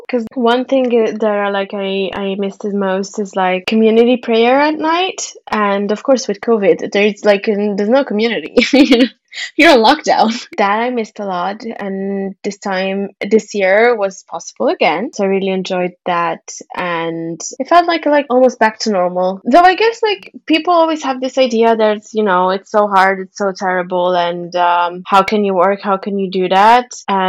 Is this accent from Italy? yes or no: yes; Italy; English is a second language; I was born and raised in Italy, so my speaking Arabic like a native comes from listening to two natives speaking